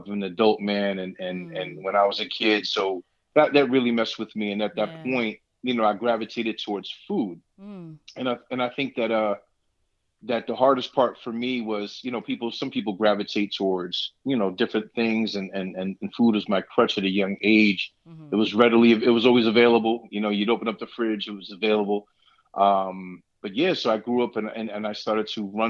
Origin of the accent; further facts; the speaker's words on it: New York City, New York, United States; moved away as an adult; now in Allentown, United States; I'm born and raised in Brooklyn, New York City.